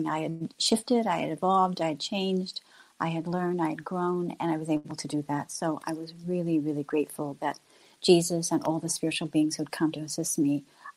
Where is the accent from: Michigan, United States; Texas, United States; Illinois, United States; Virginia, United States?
Illinois, United States; moved away as an adult; also born or lived in Fort Madison, Iowa / Florida; I'm originally from Illinois, but I left Illinois, went to Florida